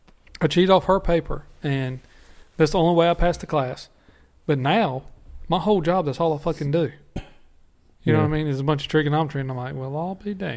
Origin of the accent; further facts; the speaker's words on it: the South, United States; you grew up in the North and I grew up in the South.